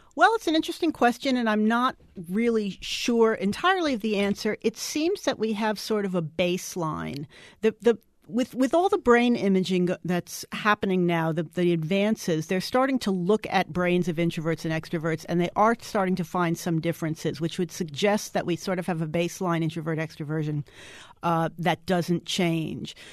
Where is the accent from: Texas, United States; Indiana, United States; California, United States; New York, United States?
New York, United States; New York City; now in Dallas, United States; I grew up in New York City.